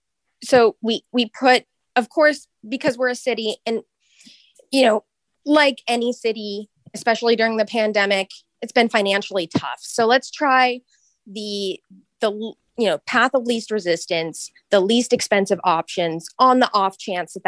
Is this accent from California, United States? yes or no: yes; Sunnyvale, California, United States; I grew up in Sunnyvale.